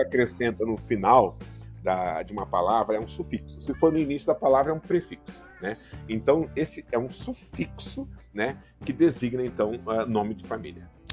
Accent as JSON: {"language": "Portuguese", "town": "São Miguel do Oeste", "region": "Santa Catarina", "country": "Brazil", "tie": "born or raised there", "also_born_or_lived": "Rio Grande do Sul", "moved": "yes", "lives_now": "Paraná, Brazil", "said": "Sou natural de São Miguel do Oeste, Santa Catarina."}